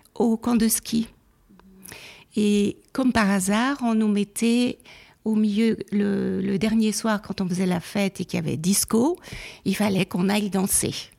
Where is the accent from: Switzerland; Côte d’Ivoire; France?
Switzerland; Neuchâtel; also born or lived in Geneva; je suis née à Genève, mais après, on est parti après la mort de ma mère à Neuchâtel. Donc j'ai fait toute ma scolarité à Neuchâtel